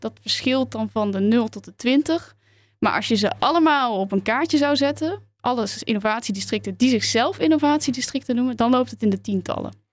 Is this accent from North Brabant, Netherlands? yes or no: yes; Tilburg, North Brabant, Netherlands; moved away; Ik kom er dus uit Tilburg